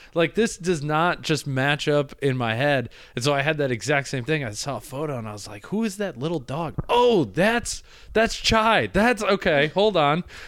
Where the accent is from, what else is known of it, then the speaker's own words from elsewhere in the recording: Midwest, United States; now in New York, United States; I grew up in the Midwest